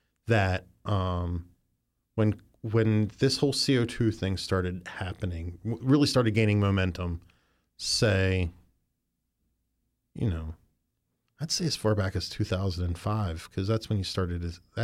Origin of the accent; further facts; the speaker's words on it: Maryland, United States; also born or lived in West Virginia; I'm from Western Maryland, and lived in West Virginia for some during my early teen years.